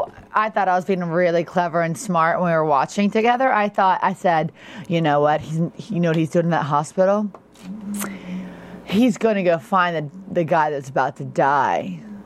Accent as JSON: {"language": "English", "region": "Florida", "country": "United States", "said": "I'm from Florida, y'all."}